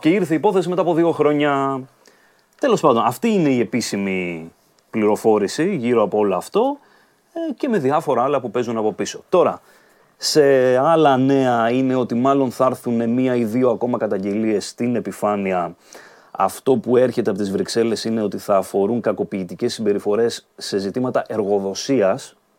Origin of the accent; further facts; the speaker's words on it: Dafni, Attica, Greece; στη Δάφνη, στην οδό Αγίας Βαρβάρας κεντρικά, κοντά εκεί που μεγάλωσα κιόλα